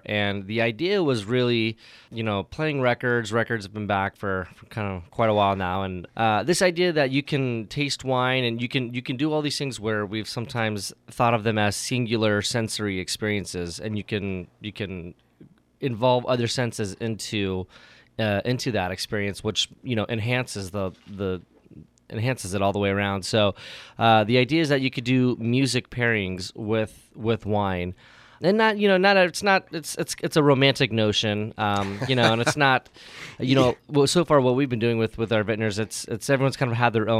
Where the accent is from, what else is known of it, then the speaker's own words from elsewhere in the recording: Vacaville, California, United States; moved away as an adult; also born or lived in Oregon / Sacramento area / Sonoma; now in Napa, United States; You know, I grew up in Vacaville.